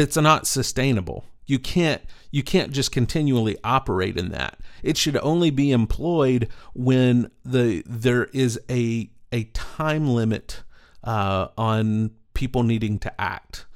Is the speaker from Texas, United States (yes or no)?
yes; East Texas, United States; growing up in East Texas